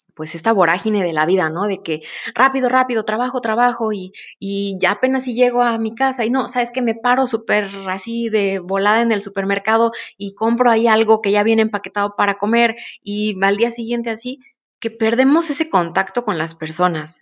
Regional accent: Oaxaca, Mexico; como pueblo oaxaqueño que somos

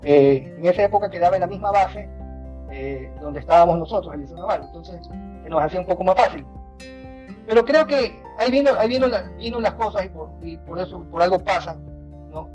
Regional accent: Guayaquil, Guayas, Ecuador; Me crié en, un barrio del centro de la ciudad

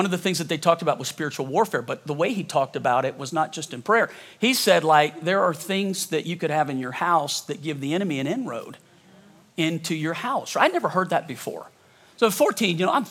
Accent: Louisiana, United States; now in Colorado, United States; I'm from Louisiana

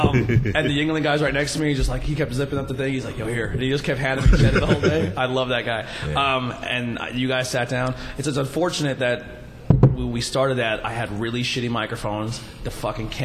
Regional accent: Pennsylvania, United States

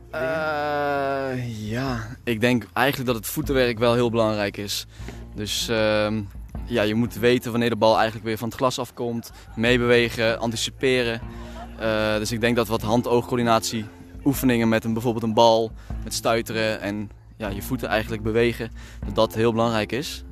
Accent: Veghel, North Brabant, Netherlands; also born or lived in Maastricht; now in Amsterdam, Netherlands; Ik woon in Amsterdam. Geboren in Maastricht, verhuisd naar Veghel

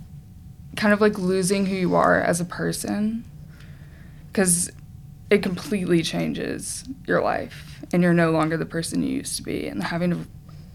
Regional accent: Chattanooga, Tennessee, United States; I'm from Chattanooga

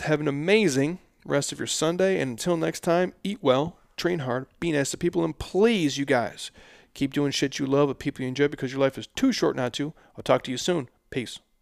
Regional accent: Midwest, United States; I grew up in the Midwest

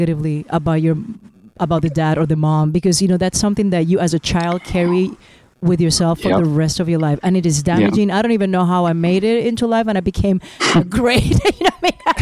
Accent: Puerto Rico; I'm from Puerto Rico, and we're four children.

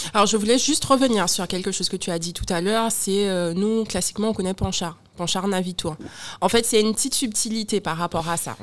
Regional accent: Guadeloupe; j'ai un accent, je suis guadeloupéenne

